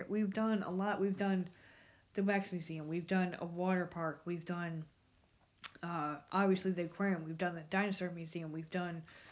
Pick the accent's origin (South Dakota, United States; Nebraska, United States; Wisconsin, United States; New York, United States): New York, United States; now in Myrtle Beach, United States; I'm from New York